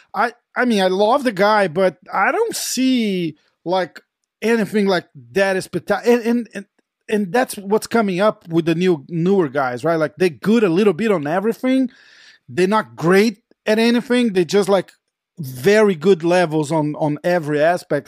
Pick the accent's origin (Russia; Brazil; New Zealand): Brazil; we're from Brazil